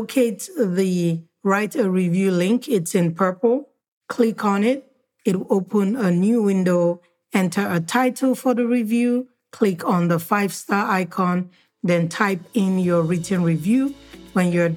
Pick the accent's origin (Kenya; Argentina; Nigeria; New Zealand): Nigeria; When I was growing up in Nigeria